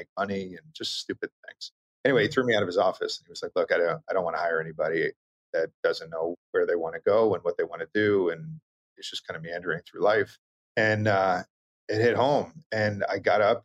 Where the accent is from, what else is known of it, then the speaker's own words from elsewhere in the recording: Long Island, New York, United States; moved away; I grew up on Long Island